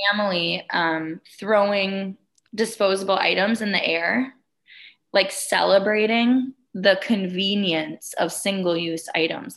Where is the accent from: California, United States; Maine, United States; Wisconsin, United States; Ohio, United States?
Wisconsin, United States; moved away as an adult; now in Colorado, United States; I was born and raised in Wisconsin, and I moved out to Colorado about five years ago